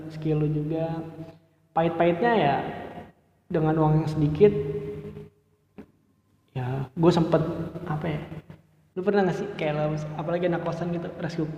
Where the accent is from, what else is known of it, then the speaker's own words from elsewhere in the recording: Bekasi, West Java, Indonesia; gue dari Bekasi nih gue kan awalnya tuh pengen daftar apa ya kuliah aja gitu